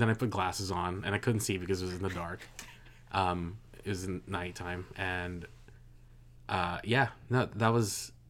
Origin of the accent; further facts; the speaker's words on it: Philippines; now in United States; I grew up poor in the Philippines, and so when we came to the United States, that was new to me.